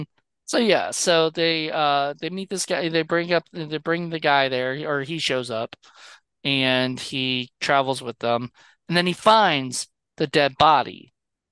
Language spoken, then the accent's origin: English; Canada; It's crazy. I never thought of this as a Canadian.